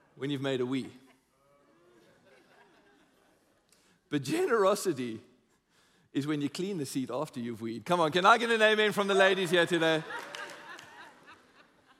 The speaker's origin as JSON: {"language": "English", "country": "South Africa", "said": "we're South African"}